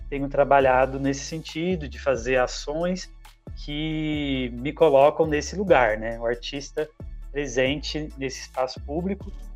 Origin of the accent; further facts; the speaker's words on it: Minas Gerais, Brazil; moved away as an adult; now in Campinas, Brazil; Nasci em Minas, tenho 30 anos. Desses 30 anos, 10 morando aqui em Campinas, onde resido atualmente